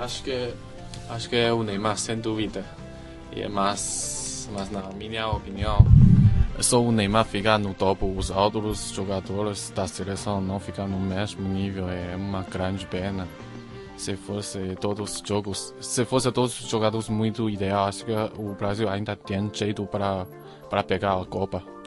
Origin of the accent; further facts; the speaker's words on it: China; Portuguese is a second language; eu sou um chinês